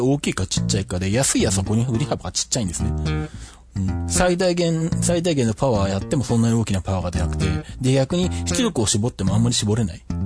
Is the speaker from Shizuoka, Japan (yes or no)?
yes; Shizuoka, Japan; 地元の静岡県体操協会